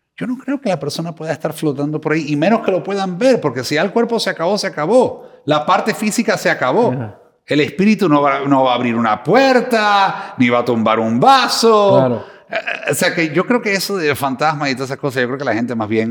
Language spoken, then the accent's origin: Spanish; Cuba; moved away; also born or lived in Miami, United States; soy cubano de Miami